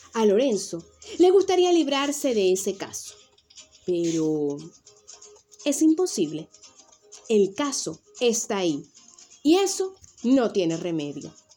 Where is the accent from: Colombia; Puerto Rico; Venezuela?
Venezuela; moved away as an adult; also born or lived in Canary Islands, Spain; now in Tenerife, Spain; yo soy nacida en Venezuela, que es mi tierra natal, y actualmente vivo en las Islas Canarias, en España